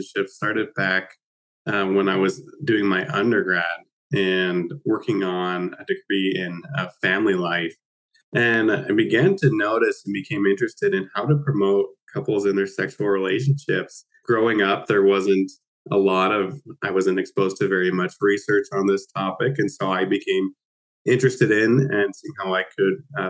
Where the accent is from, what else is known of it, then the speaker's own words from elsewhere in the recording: Utah, United States; moved away as an adult; also born or lived in Nova Scotia; now in Halifax, Canada; I am actually from Utah. In the United States originally.